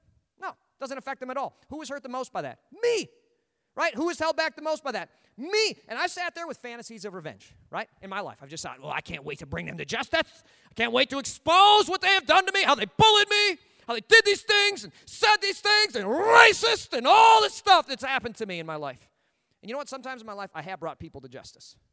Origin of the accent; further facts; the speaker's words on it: United States; as an American